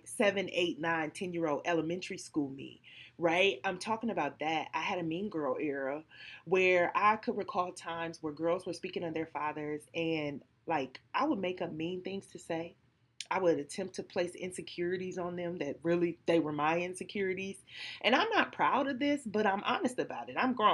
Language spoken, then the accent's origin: English; Detroit, Michigan, United States; I'm from Detroit on the east side